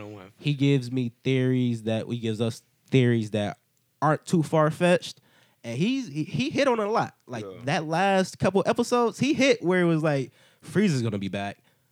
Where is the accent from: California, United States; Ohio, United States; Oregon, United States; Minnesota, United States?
Ohio, United States; Cleveland; I'm from Cleveland and stuff like